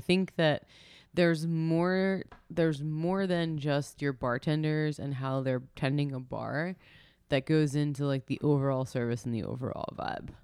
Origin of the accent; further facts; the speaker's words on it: New York, United States; we're from New York